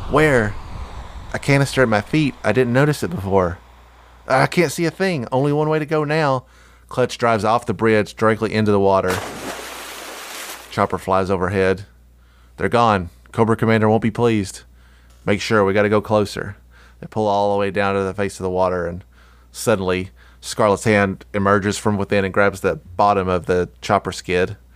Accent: New Jersey, United States; I did this all the time when I was growing up in Jersey.

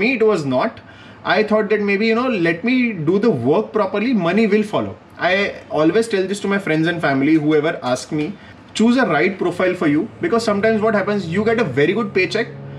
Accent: Vadodara, Gujarat, India; moved away; I am from Baroda

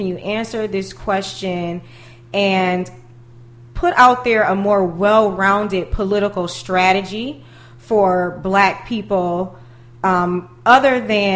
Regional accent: Buffalo, New York, United States; growing up in Buffalo

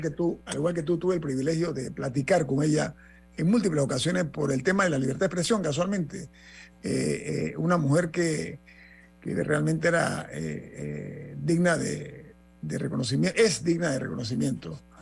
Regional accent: Panama

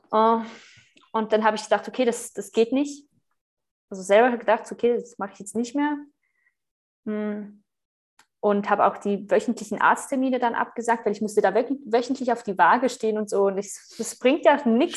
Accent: Switzerland; accent: Swiss; moved away as an adult; ich bin Schweizerin

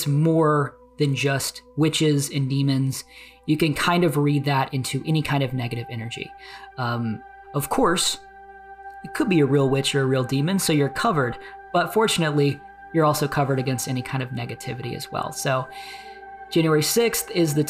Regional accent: New Orleans, Louisiana, United States; I grew up in the New Orleans, Louisiana area, grew up eating king cake

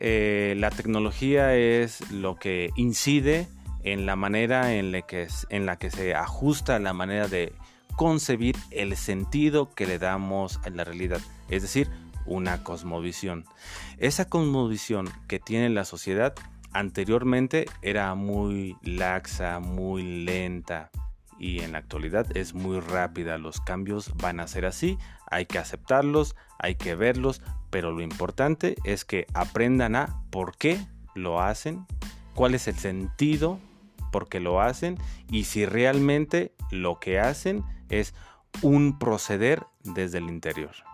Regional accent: Dolores Hidalgo, Guanajuato, Mexico; also born or lived in Valle de Santiago; Soy originario de Valle de Santiago, pero desde mis primeros inicios de vida he existido aquí en Dolores Hidalgo.

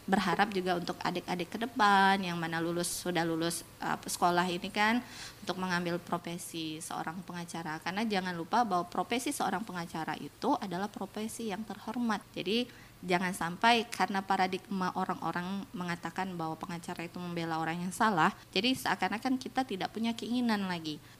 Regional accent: Natuna, Riau Islands, Indonesia; Karena harapan saya sebagai anak Natuna

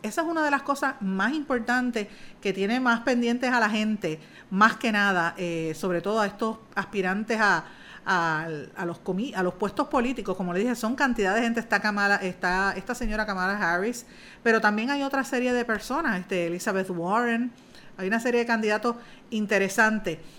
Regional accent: Puerto Rico; uno no va a dejar nunca su cultura, uno no va a dejar de ser puertorriqueño

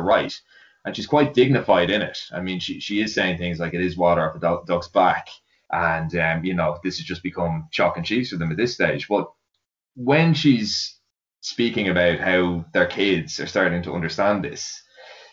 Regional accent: Ireland; me being an Irish fan and an Irish writer

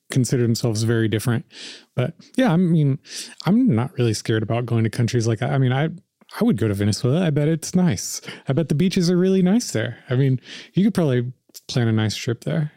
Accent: United States; I'm an American, you know, I, I feel like a very American person

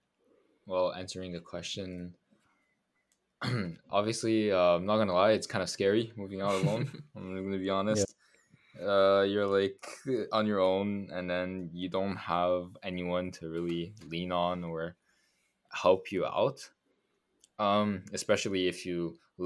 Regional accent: Montreal, Quebec, Canada; one school is in Montreal, is in like my hometown

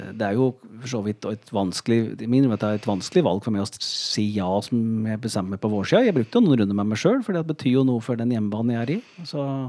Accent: Gjøvik, Innlandet, Norway; jeg er oppvokst på Gjøvik, i Vardal

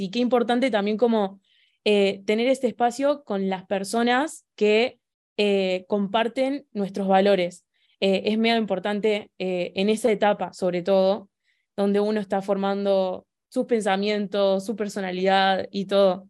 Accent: Argentina; soy de Argentina

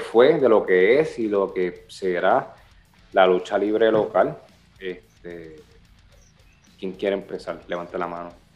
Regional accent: Puerto Rico; accent: Boricua; Nosotros tenemos un acento, el boricua, tenemos un acento

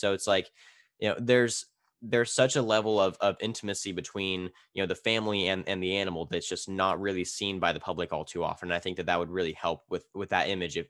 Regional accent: Tulare, California, United States; It's Tulare, California.

